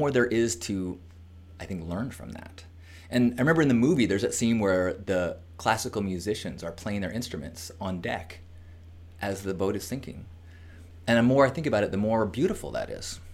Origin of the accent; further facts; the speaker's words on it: United States; as an American